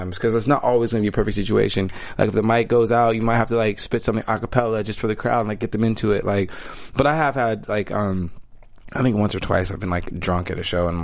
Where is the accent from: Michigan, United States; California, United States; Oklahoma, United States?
California, United States; Malibu; also born or lived in Austin, Texas / New York / Hollywood; I was raised in Malibu and I've traveled around